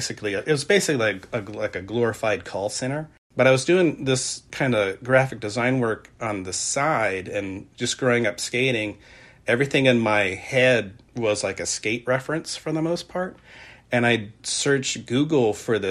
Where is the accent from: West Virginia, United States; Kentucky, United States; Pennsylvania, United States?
West Virginia, United States; Point Pleasant; also born or lived in Gallipolis, Ohio; I was born in Gopalis, Ohio. I grew up in Point Pleasant